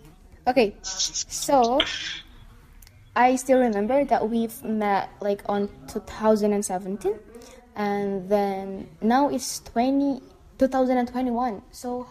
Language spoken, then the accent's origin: English; Indonesia